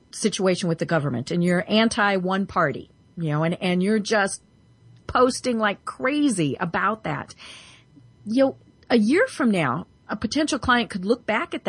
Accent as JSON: {"language": "English", "town": "Denver", "region": "Colorado", "country": "United States", "said": "I'm from Denver"}